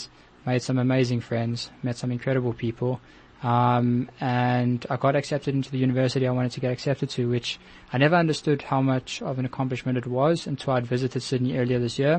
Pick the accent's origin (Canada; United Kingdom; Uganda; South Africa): South Africa; being a South African Jew